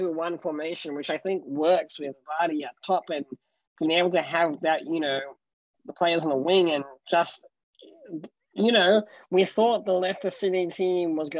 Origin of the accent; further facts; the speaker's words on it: Australia; I'm Australian